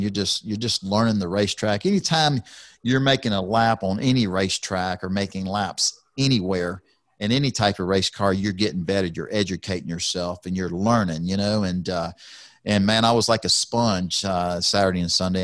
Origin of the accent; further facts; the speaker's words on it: Houston, Texas, United States; being a Texan, being from Houston, Texas, I, I'm Texas proud, I'm Houston proud